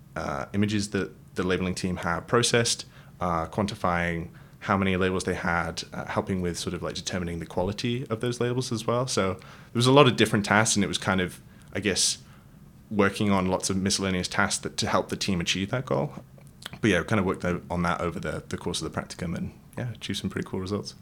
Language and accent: English; Wales, United Kingdom; moved away as an adult; also born or lived in Manchester, United Kingdom / London, United Kingdom; now in San Francisco Bay Area, United States; I'm from originally from the UK. Um, grew up in Wales.